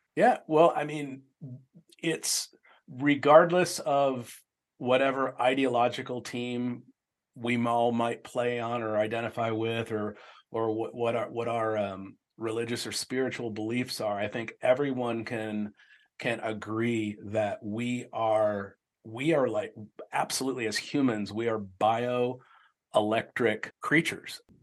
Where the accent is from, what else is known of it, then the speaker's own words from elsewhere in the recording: Tempe, Arizona, United States; I grew up in Tempe